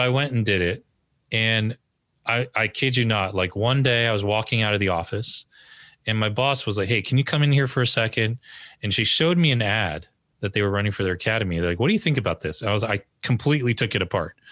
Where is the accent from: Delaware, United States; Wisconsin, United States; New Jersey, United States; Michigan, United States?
New Jersey, United States; northern; also born or lived in Berkeley, California; I grew up in northern New Jersey, the home of many Koreans